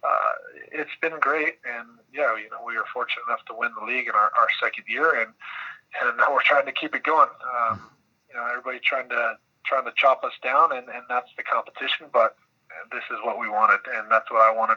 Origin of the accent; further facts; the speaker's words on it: United States; as an American